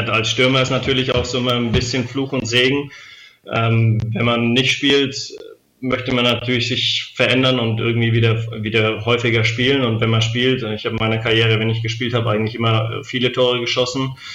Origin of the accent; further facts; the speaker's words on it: Lichtenfels, Bavaria, Germany; also born or lived in Weißenfels; ich bin ja ähm, in Weißenfels geboren und aufgewachsen, aber in, äh, in Oberfranken, in Lichtenfels, also das ist in der Nähe von Bamberg.